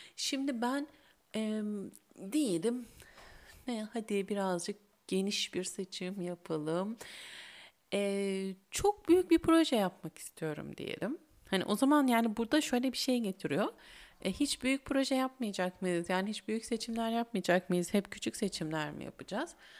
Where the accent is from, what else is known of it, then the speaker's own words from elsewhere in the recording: İzmir, Turkey; bir İzmirli olarak